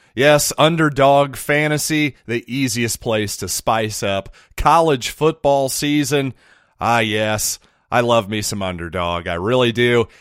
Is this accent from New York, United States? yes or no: no; Ashland, Missouri, United States; people that I knew growing up in Ashland